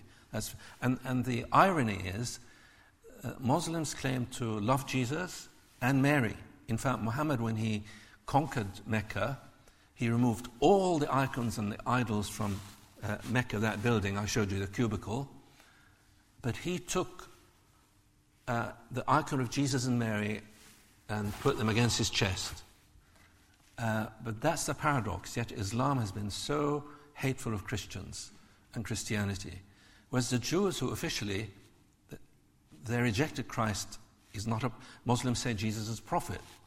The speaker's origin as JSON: {"language": "English", "country": "Israel", "tie": "born or raised there", "said": "I grew up in Israel. I was called a dirty Arab by Jewish kids quite often"}